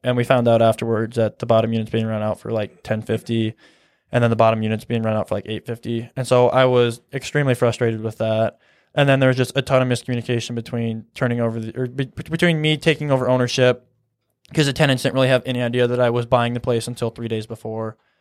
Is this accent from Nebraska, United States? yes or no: yes; Columbus, Nebraska, United States; also born or lived in Kearney, Nebraska; I'm from Columbus, Nebraska.